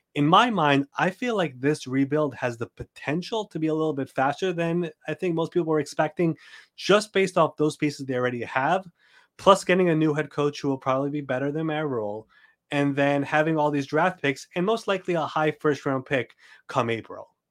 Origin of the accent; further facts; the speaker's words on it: New York, United States; we're both from New York